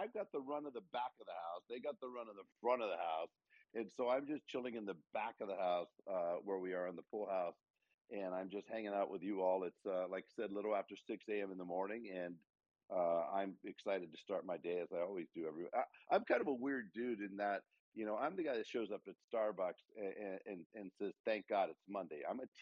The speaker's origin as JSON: {"language": "English", "town": "San Francisco", "region": "California", "country": "United States", "moved": "yes", "lives_now": "Oregon, United States", "said": "I'm from San Francisco, California"}